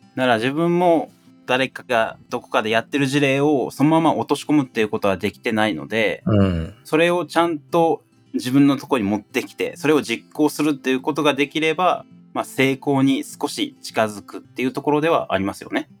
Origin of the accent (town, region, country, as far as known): Asakura, Fukuoka, Japan; born or raised there